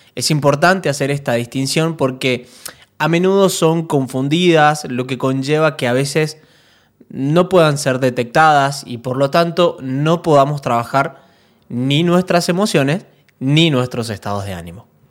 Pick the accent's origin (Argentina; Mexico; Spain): Argentina; Mendoza; La gente de Mendoza, de donde soy yo, es muy